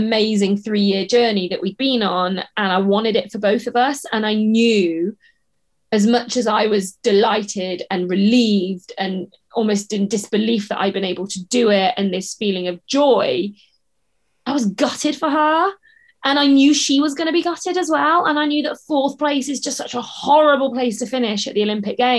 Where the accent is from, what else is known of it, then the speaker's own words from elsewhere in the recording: the Southwest, South West England, United Kingdom; moved away as an adult; also born or lived in Leeds; We're both from the Southwest regionally